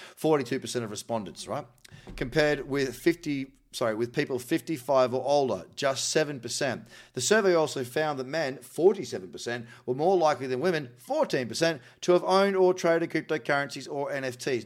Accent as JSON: {"language": "English", "country": "New Zealand", "said": "I'm from New Zealand"}